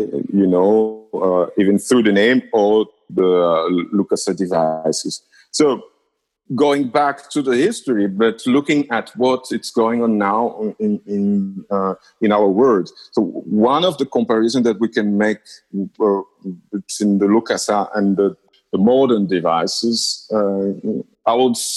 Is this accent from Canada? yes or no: no; Lubumbashi, Haut-Katanga, DR Congo; I was born and raised in Lubumbashi